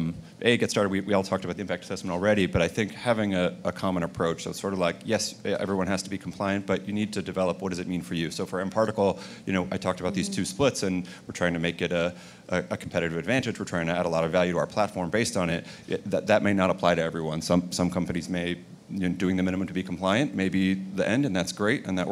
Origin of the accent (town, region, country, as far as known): United States